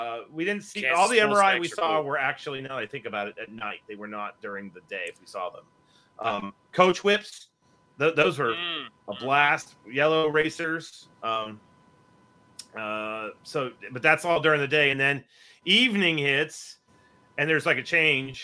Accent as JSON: {"language": "English", "region": "West Virginia", "country": "United States", "said": "because I'm from West Virginia"}